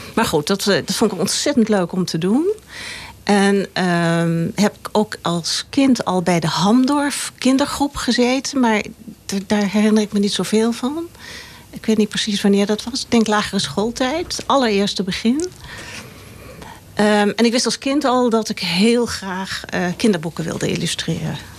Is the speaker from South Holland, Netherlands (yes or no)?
no; Laren, North Holland, Netherlands; Hier in Laren, op de Tafelbergweg